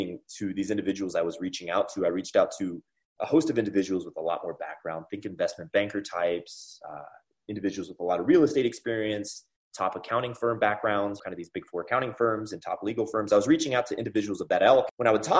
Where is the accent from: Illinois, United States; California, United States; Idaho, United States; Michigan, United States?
California, United States; I'm actually from California originally, went to school in UCLA, so I'm a California boy